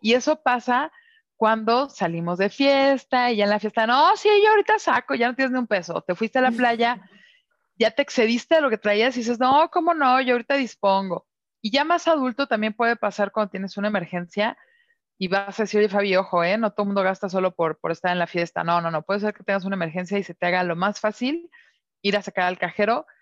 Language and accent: Spanish; Mexico; como mexicanos